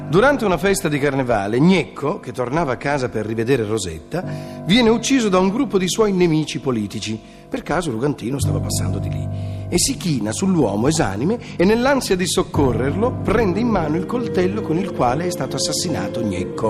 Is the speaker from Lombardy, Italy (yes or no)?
yes; Milan, Lombardy, Italy; sono di Milano